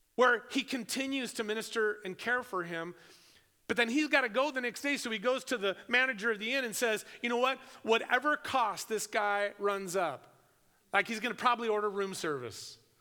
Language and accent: English; United States; I'm, I'm an American